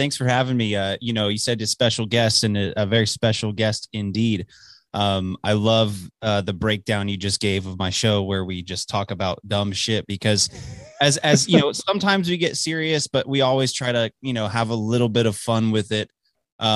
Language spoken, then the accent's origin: English; Dallas, Texas, United States; moved away as an adult; also born or lived in Illinois; now in Amarillo, United States; I grew up in Dallas, born and raised, suburbs of Dallas. So, but I haven't lived there since I was 18. I'm 25, almost 26 now.